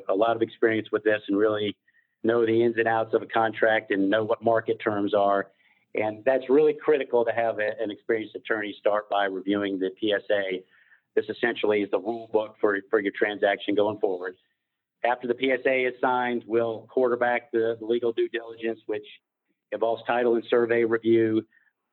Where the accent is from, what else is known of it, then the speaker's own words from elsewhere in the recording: Atlanta, Georgia, United States; I was born in Atlanta, attended University of Georgia Law School